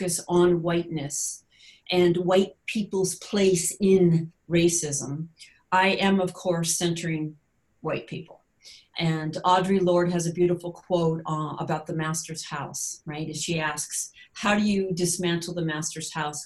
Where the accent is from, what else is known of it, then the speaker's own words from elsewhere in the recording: United States; as an American or North American